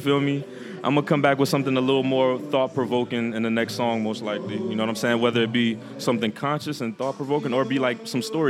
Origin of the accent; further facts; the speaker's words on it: New Orleans, Louisiana, United States; now in Los Angeles, United States; I'm based out of Los Angeles, but I'm originally from New Orleans, Louisiana.